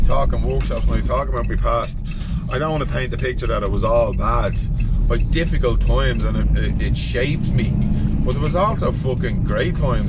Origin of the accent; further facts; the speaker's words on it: Dublin, Leinster, Ireland; growing up in the Liberties in the 80s. It was a difficult environment, and it still can be a difficult environment